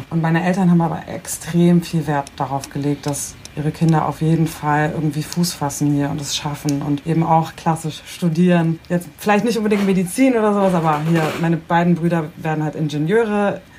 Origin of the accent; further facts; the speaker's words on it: Bremen, Germany; also ich bin zwar in Bremen geboren und aufgewachsen, das ist super durchmischt